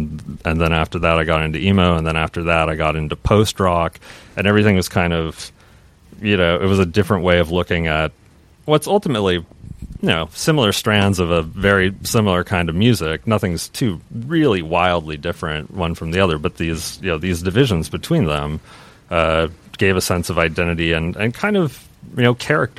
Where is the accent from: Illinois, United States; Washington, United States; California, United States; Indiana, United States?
Washington, United States; Seattle; growing up in Seattle, right around when grunge was blowing up. That was when I was about 11, you know, years old.